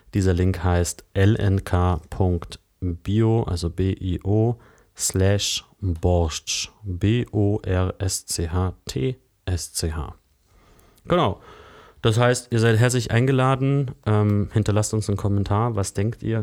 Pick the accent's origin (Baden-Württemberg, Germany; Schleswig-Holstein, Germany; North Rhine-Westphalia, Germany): Baden-Württemberg, Germany; Lake Constance; moved away as an adult; also born or lived in near Cologne; now in Berlin, Germany; Ich bin am Bodensee aufgewachsen